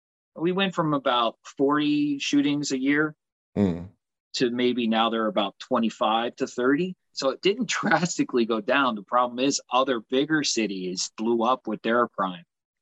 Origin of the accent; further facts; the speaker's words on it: United States; especially us as American.